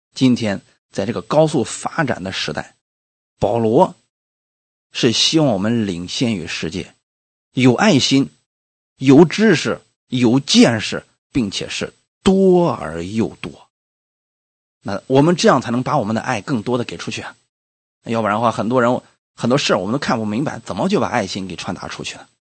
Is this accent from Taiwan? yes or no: no; China; 我们中国人一年下来平均三个人能看一本书吧